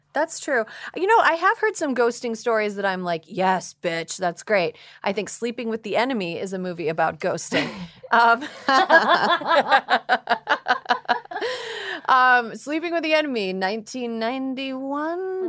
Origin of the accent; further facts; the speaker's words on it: Long Island, New York, United States; I grew up in Long Island, New York